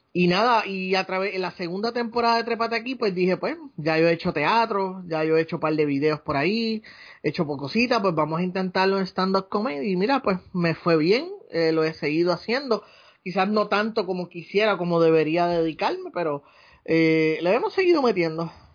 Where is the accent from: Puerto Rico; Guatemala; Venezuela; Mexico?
Puerto Rico; Ponce; moved away as an adult; also born or lived in United States / Aguadilla, Puerto Rico; now in San Juan, Puerto Rico; yo nací, y me crié en Ponce.